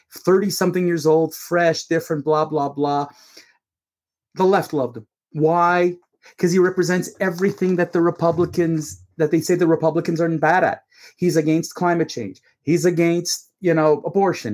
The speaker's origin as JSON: {"language": "English", "country": "Canada", "said": "As a Canadian, you know, as a Canadian"}